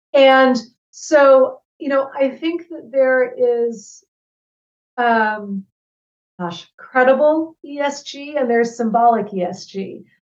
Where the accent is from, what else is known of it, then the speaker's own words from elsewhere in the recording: Ann Arbor, Michigan, United States; moved away as an adult; also born or lived in West Africa / Washington, D.C. area; I grew up in Ann Arbor, Michigan. Um, and I left when I was 18